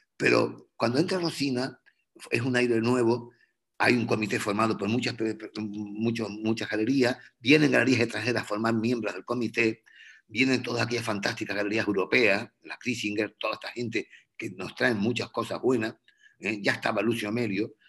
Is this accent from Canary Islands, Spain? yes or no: yes; Canary Islands, Spain; yo soy, yo soy canario